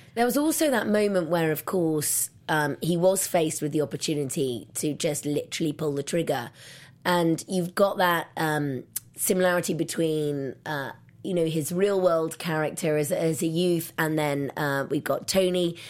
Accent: England, United Kingdom; moved away; I'm from England

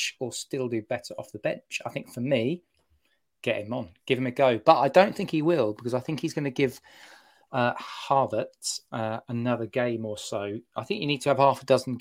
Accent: Harlow, East of England, United Kingdom; I was born and raised up in Harlow

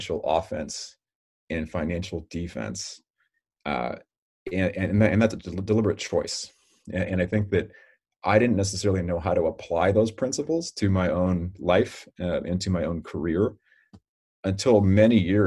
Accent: Redwood City, California, United States; I was born and raised in Redwood City, which is just kind of tucked a little bit south of San Francisco

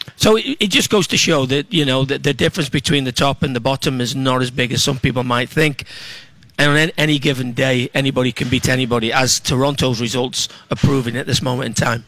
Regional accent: England, United Kingdom; now in Minneapolis, United States; I'm an English

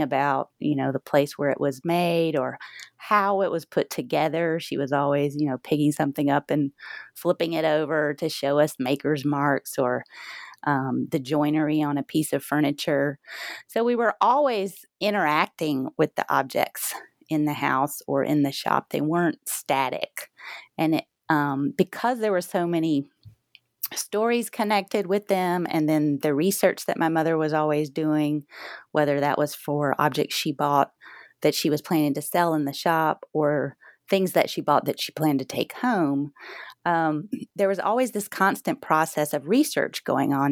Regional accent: the South, United States; growing up in the South

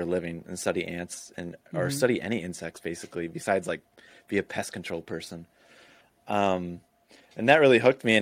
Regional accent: Florida, United States; also born or lived in Illinois; I grew up half in Illinois, half in Florida, like the later half of my childhood in Florida

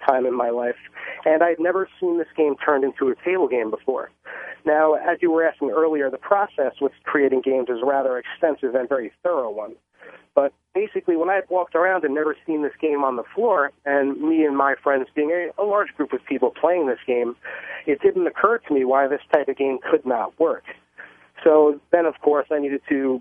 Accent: Bellmore, New York, United States; I actually grew up in Long Island, New York

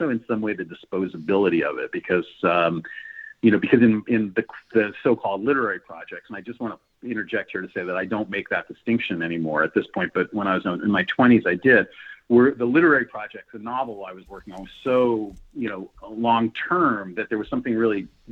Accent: New York, United States; I was raised in New York. I went back to New York

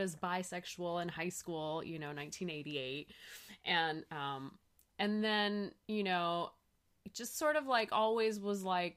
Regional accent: San Francisco Bay Area, California, United States; I grew up in the San Francisco Bay Area

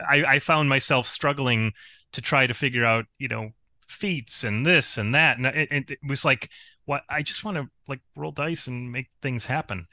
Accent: Spencerport, New York, United States; My hometown is actually Spencer Port.

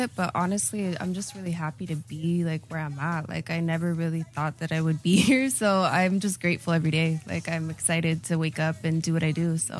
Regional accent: Chula Vista, California, United States; first language Spanish; English is a second language; also born or lived in Los Angeles; I liked growing up in, mm-hmm, Chula Vista.

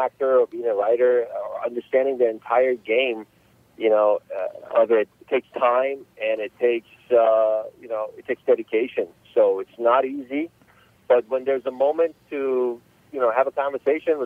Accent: Los Angeles, California, United States; I grew up in Los Angeles, California, since about 1983

